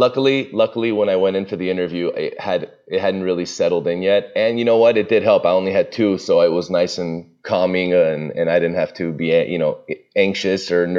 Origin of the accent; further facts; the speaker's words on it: Burbank, California, United States; now in Toluca Lake, United States; I don't live in Glendale. I'm in Toluca Lake. I grew up in Burbank, which is right next door.